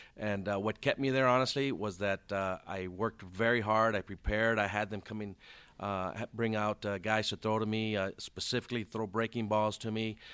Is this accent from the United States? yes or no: yes; Compton, California, United States; also born or lived in South Gate, California; I grew up in Compton, California.